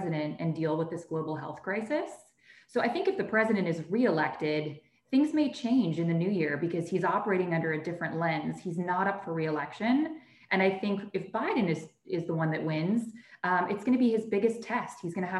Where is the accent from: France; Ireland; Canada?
Canada; moved away as an adult; now in United States; I am a Canadian citizen that's been living in the United States for many years. I don't have the ability to vote.